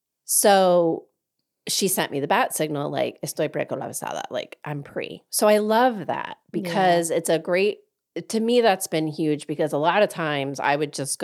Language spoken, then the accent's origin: English; Delaware, United States; I'm from Delaware